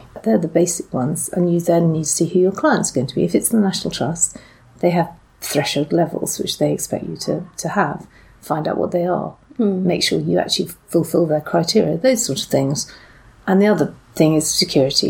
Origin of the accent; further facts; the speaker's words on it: Essex, East of England, United Kingdom; I started off actually working the church where I was brought up in Essex.